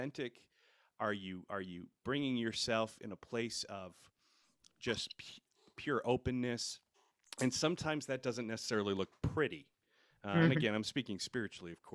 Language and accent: English; Rhode Island, United States; moved away as an adult; now in Seneca, United States; I grew up in Rhode Island